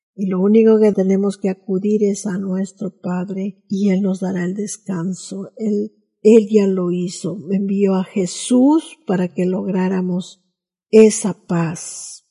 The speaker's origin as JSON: {"language": "Spanish", "country": "Peru", "said": "nuestros deberes cívicos como peruanos"}